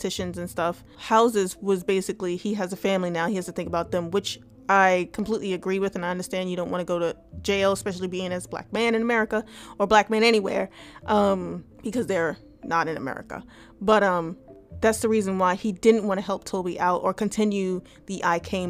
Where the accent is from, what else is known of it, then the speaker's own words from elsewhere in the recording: United States; As an American